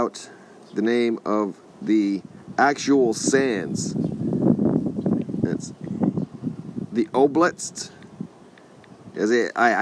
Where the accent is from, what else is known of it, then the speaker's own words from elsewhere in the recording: Texas, United States; I'm from Texas